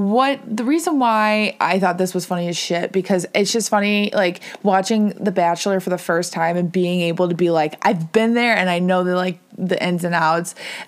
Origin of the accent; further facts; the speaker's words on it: Cleveland, Ohio, United States; we're from the Cleveland area